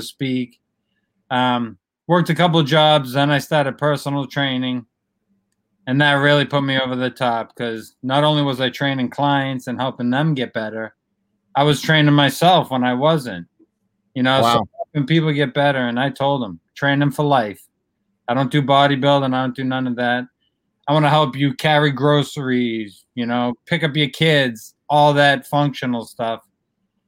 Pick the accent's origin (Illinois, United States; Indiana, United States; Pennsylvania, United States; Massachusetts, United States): Massachusetts, United States; Milford; also born or lived in Natick, Massachusetts; 37 years I was in Milford, Mass. That's where I grew up and everything